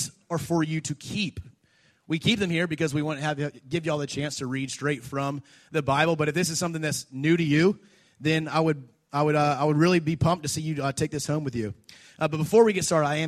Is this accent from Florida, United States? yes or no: yes; Jacksonville, Florida, United States; I grew up in Jacksonville